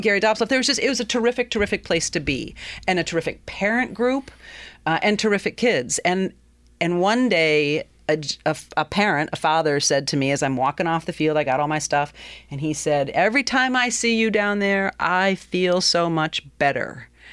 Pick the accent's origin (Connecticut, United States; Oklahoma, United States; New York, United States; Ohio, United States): Connecticut, United States; Willimantic; also born or lived in Madison, Wisconsin; in 1971, uh, my family moved from Madison, Wisconsin to Willimantic. My dad took a position, his his postdoctoral position at UConn, and we moved to the other side of the river. Uh, 343 Pleasant Street is where oh. I grew up